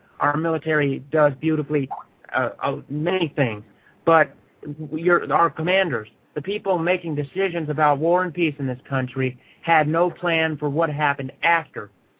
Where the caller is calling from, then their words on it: Phoenix, Arizona, United States; I'm calling from Phoenix, Arizona.